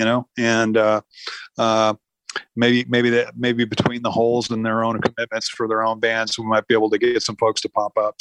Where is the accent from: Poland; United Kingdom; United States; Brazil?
United States; the Northwest, Pacific Northwest; I come from the Northwest